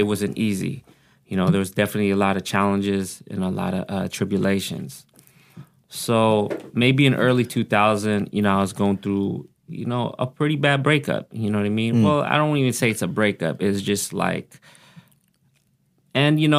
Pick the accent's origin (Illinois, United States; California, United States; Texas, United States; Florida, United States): California, United States; Oxnard; accent: country twang; English is a second language; also born or lived in Pampanga, Philippines; I grew up here in Oxnard, but I was born in the Philippines.